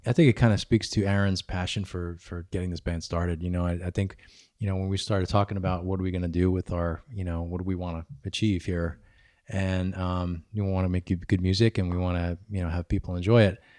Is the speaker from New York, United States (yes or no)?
yes; New York, United States; moved away; I'm originally from New York